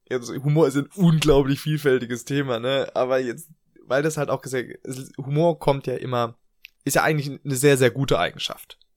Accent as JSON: {"language": "German", "country": "Germany", "moved": "yes", "said": "wir als Deutsche, wir beide."}